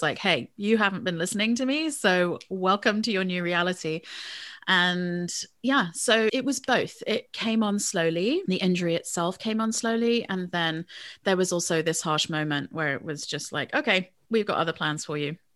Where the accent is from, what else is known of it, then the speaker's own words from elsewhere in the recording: England, United Kingdom; moved away as an adult; now in United States; I grew up in England, was born in the States, and came back to the States for my university education